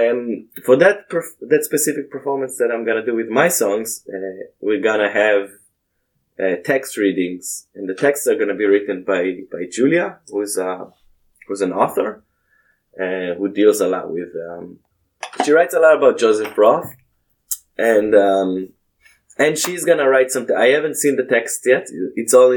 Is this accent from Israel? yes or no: yes; Israel; moved away; I grew up in Israel, so we have Bible class